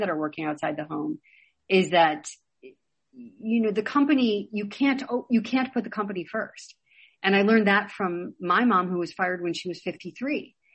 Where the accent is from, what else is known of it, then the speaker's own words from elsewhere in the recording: Chicago, Illinois, United States; I grew up in Chicago in the 70s